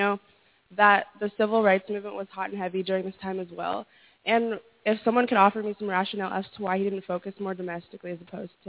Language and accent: English; California, United States; I'm from California.